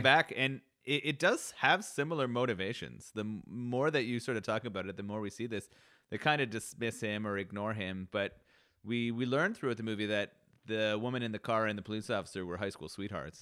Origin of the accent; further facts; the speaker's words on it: Canada; growing up in Canada